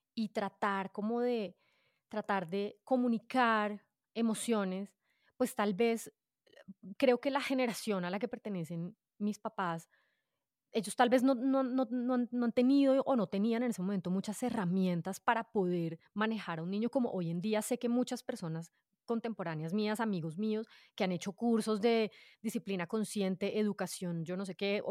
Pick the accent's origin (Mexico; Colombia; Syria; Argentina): Colombia; Bogotá; yo nací en Bogotá, soy adoptada y pues mis papás me adoptaron desde que yo era chiquitina